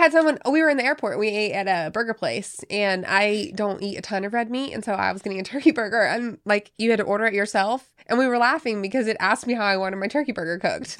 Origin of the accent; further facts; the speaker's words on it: High Point, North Carolina, United States; I am from High Point, North Carolina.